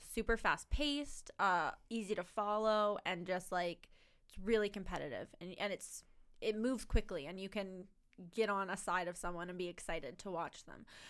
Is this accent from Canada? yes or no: yes; Canada; as a Canadian